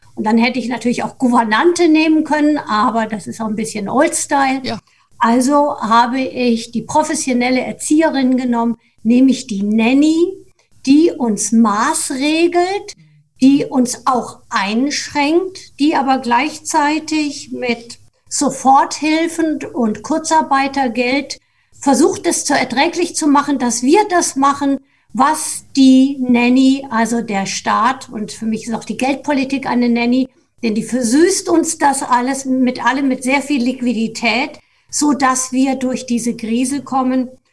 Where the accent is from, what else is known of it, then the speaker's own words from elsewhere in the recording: Germany; also meine Heimat ist etwa 100 Kilometer östlich von Frankfurt